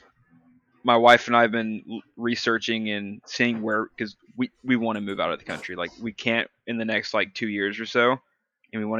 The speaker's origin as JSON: {"language": "English", "region": "Texas", "country": "United States", "said": "we're both from Texas and we both grew up, especially her, grew up very Christian"}